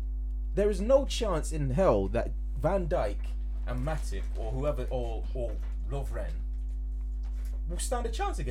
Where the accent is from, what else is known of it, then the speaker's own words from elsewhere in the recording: England, United Kingdom; because we're English